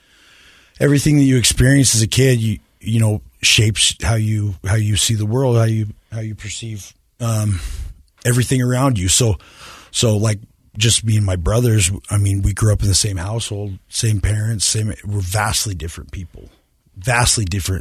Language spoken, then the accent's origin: English; Clearfield, Utah, United States; I grew up in Clearfield, Utah.